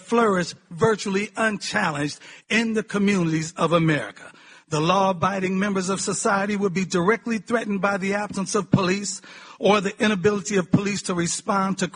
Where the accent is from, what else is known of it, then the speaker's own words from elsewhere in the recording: Cleveland, Ohio, United States; The city of Cleveland, my hometown